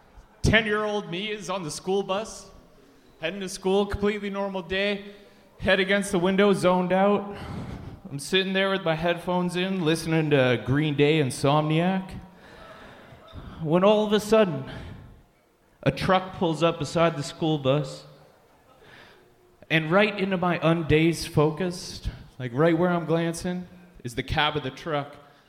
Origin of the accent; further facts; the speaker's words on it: Saudi Arabia; So I grew up in Saudi Arabia. So I got a lot of weird, fucked up memories from that.